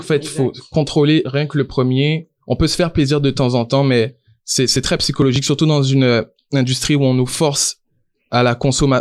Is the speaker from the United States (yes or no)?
no; Guadeloupe; moved away as an adult; now in Canada; Je suis originaire de la Guadeloupe